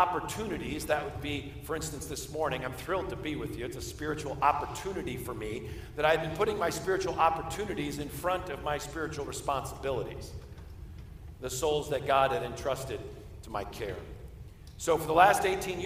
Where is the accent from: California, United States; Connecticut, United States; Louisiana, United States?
Connecticut, United States; Simsbury; I grew up in Simsbury, Connecticut, not too far away from you